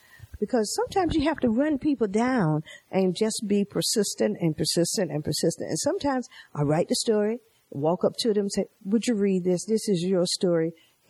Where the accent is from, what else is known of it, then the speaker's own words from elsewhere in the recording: North Carolina, United States; moved away as an adult; now in Maryland, United States; some things in Maryland are worse than in North Carolina, and I was born and raised there.